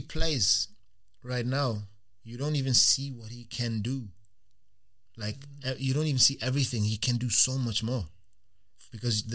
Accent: Germany; now in Glasgow, United Kingdom; I grew up in Germany.

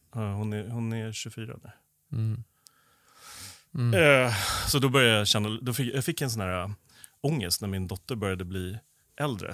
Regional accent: Stockholm, Stockholm County, Sweden; jag är förorts, förortsunge från eh, Stockholm, ah. så jag har bott både norr och söder om stan

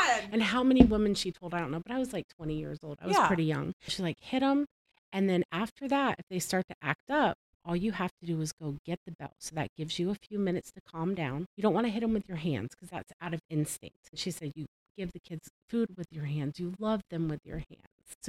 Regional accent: the South, United States; And I'm from the South and everybody hits their kids.

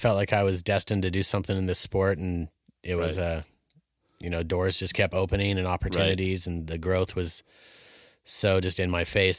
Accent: Alaska, United States; the glory of growing up in Alaska.

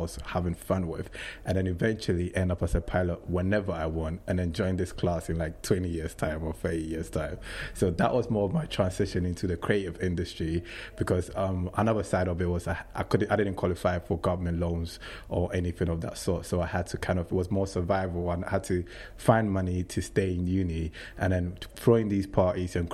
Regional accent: Accra, Greater Accra, Ghana; moved away as an adult; now in England; I was born and raised in Ghana to a very Christian family in Accra

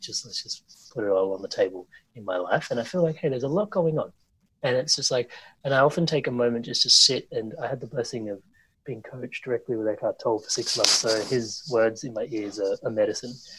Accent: Australia; where I grew up here in Australia

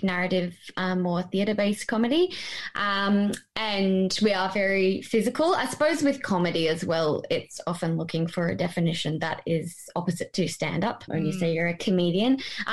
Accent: Brisbane, Queensland, Australia; moved away as an adult; now in Melbourne, Australia; we're originally from Brisbane, but we've been here in Melbourne for the last couple of years.

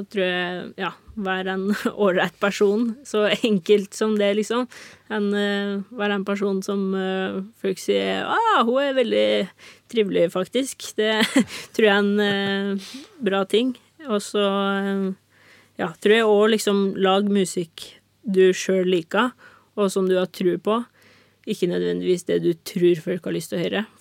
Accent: Norway; Men jeg skal jo liksom ikke forstyrre naboen her hjemme i Norge.

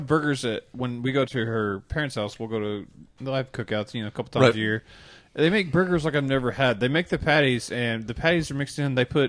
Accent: United States; I'm American.

